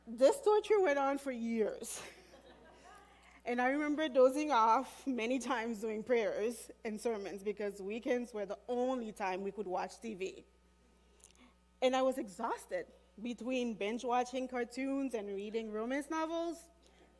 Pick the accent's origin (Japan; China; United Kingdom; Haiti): Haiti; I was born and raised in Haiti